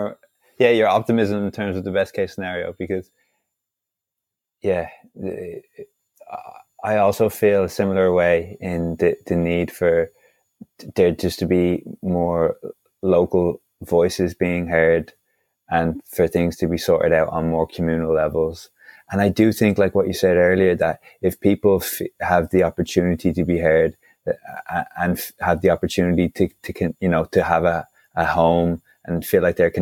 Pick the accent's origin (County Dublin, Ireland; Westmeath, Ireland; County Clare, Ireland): County Dublin, Ireland; Dublin; I'm from Dublin